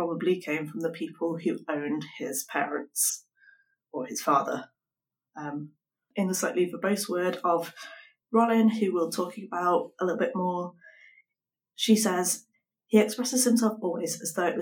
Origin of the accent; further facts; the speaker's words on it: United Kingdom; as a British person